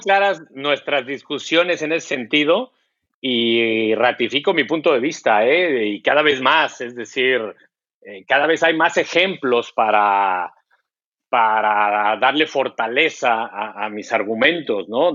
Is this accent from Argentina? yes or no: no; Mexico; nuestro país